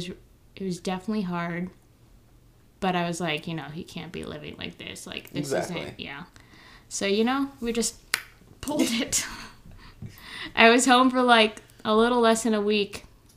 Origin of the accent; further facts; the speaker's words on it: Philippines; me being Filipino nosy